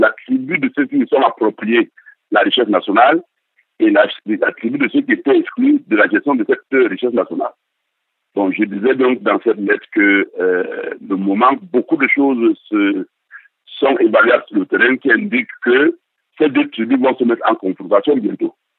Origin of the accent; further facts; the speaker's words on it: Cameroon; Je suis camerounais